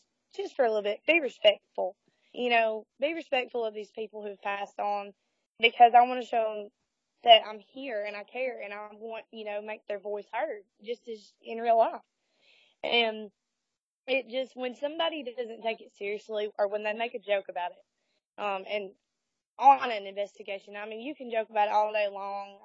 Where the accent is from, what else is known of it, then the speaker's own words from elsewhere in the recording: Hamilton, Alabama, United States; I'm actually from Hamilton, Alabama